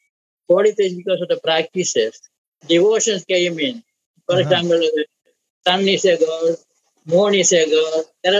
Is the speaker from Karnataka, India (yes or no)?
no; Kerala, India; moved away as an adult; now in Philippines; Okay, I am from Kerala, India. I was born and grew up there, and I studied my priesthood.